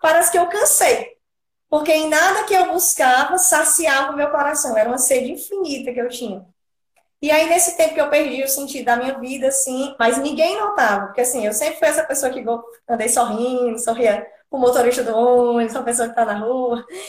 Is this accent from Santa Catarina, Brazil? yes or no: no; Piauí, Brazil; moved away as an adult; now in Natal, Brazil; Sou lá natural do Piauí, por isso que eu não falo di como vocês